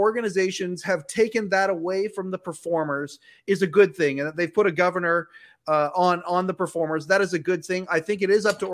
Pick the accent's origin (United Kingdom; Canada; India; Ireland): Canada; I'm a Canadian